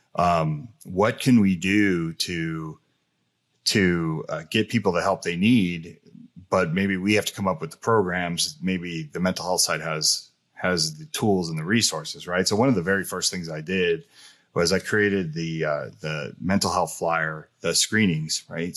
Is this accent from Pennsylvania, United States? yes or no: no; New Jersey, United States; also born or lived in California; being from New Jersey, me growing up in California and Jersey